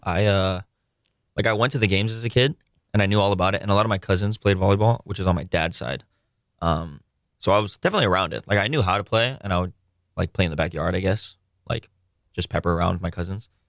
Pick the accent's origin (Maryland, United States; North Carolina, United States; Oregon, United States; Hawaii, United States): Hawaii, United States; Honolulu; I grew up on Oahu. Uh, grew up in Kamakee. I currently live in Kapahulu, but I went to public school here